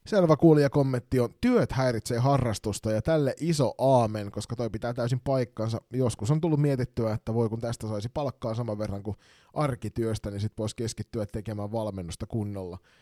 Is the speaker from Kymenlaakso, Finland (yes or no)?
yes; Kotka, Kymenlaakso, Finland; moved away; also born or lived in Kirkkonummi; armaan kotikaupunkini Kotkan Karhuvuoren urheilutalo